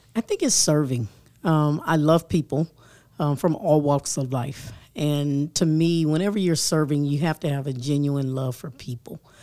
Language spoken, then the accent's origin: English; Atlanta, Georgia, United States; also born or lived in Europe; now in Huntsville, United States; I grew up in Atlanta